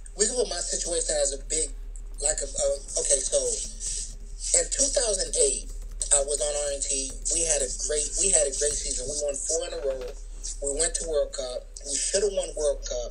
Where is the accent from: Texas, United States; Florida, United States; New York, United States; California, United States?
Florida, United States; Miami; I'm from Miami